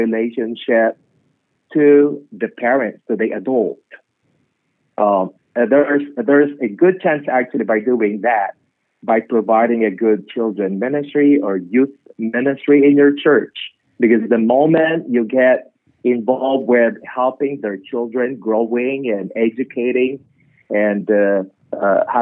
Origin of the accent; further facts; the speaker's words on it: Philippines; I'm from the Philippines, and we love music, we love food